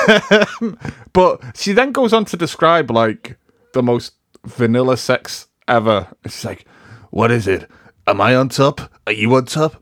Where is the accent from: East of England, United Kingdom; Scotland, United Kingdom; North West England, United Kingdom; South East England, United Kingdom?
North West England, United Kingdom; Liverpool; I'm from Liverpool